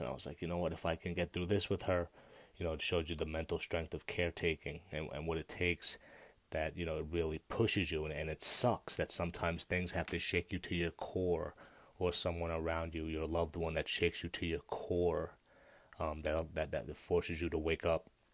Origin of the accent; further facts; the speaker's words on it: United States; I'm an American